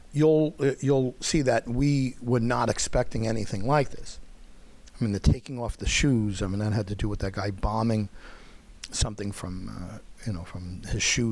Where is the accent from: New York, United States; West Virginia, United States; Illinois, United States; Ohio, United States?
New York, United States; Long Island; I'm from Long Island